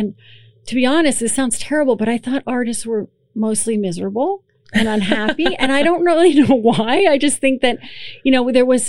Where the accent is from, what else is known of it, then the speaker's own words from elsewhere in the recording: Emmaus, Pennsylvania, United States; now in Allentown, United States; I grew up in Emmaus